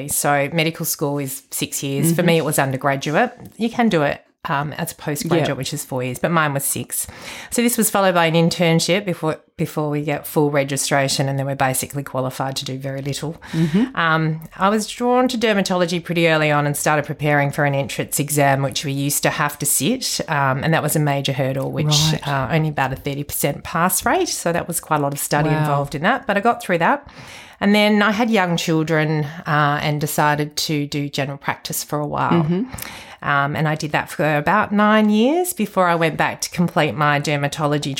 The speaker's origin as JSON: {"language": "English", "town": "Waikerie", "region": "South Australia", "country": "Australia", "tie": "born or raised there", "also_born_or_lived": "Adelaide", "said": "I actually grew up in the Riverland in a little town called Wakery"}